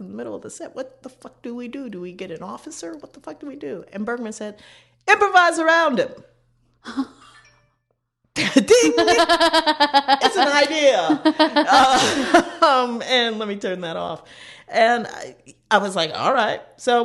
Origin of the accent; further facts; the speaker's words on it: Chicago, Illinois, United States; We're both from Chicago